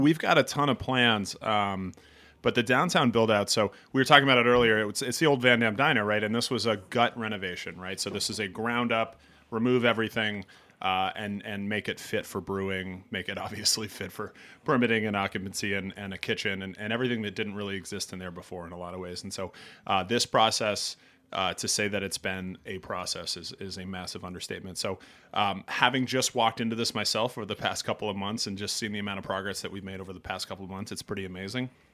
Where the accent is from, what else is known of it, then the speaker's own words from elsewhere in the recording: Vermont, United States; moved away as an adult; also born or lived in New York City; now in New York, United States; I'm not a native New Yorker, I grew up in Vermont.